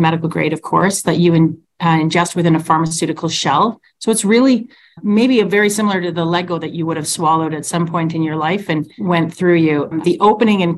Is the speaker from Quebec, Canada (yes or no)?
no; Ontario near Toronto, Canada; now in Calgary, Canada; I'm a transplant. I'm actually from Ontario near Toronto.